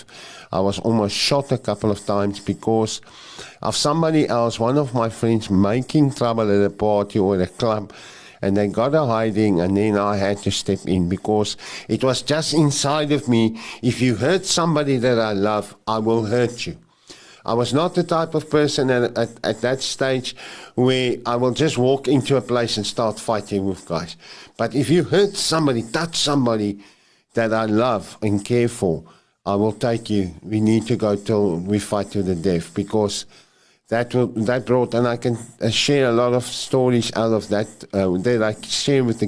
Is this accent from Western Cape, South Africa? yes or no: no; Krugersdorp, Gauteng, South Africa; where I grew up there in Krugersdorp, it's called Krugersdorp West.